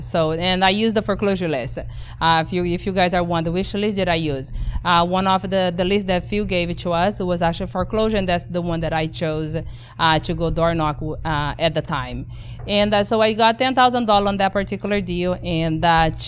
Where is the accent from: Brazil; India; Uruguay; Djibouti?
Brazil; English is a second language; moved away as an adult; now in Texas, United States; born and raised in Brazil with my accent